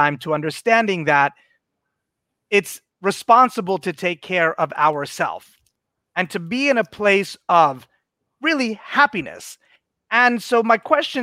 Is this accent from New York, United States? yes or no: yes; New York City, New York, United States; I'm a New Yorker born, you know, like I am street smart.